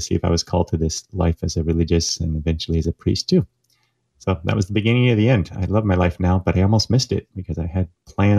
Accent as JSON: {"language": "English", "region": "Oregon", "country": "United States", "tie": "born or raised there", "moved": "yes", "lives_now": "St. Louis, United States", "said": "I grew up in Oregon, thanks to the advice of a Jesuit to my father, who grew up here in St. Louis, where I am currently."}